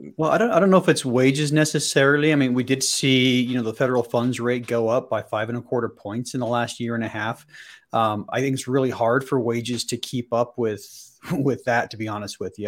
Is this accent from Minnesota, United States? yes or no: no; Salt Lake City, Utah, United States; born and raised in, in the Salt Lake City area